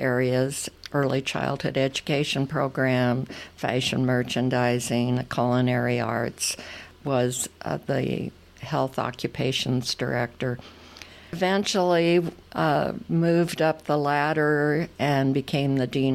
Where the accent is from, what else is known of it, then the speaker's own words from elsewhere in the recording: McCook, Nebraska, United States; I am originally from McCook, Nebraska. I was born south of town, and there were all eight of my grandparents lived within an eight-mile radius south of McCook.